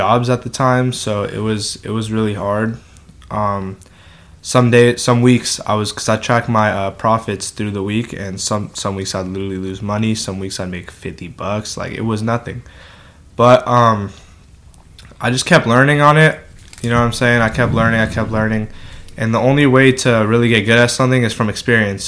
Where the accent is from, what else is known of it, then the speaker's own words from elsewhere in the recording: El Segundo, California, United States; I'm from El Segundo